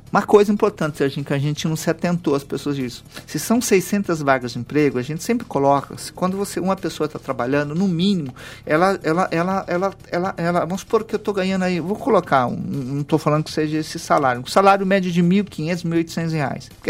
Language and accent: Portuguese; Lins, São Paulo, Brazil; Eu sou da cidade de Lins, uma cidade de 90 mil habitantes.